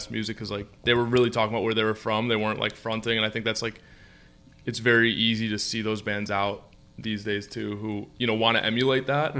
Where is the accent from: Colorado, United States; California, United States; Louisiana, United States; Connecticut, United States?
Connecticut, United States; moved away; I'm not from here, so I, like, I'm from Connecticut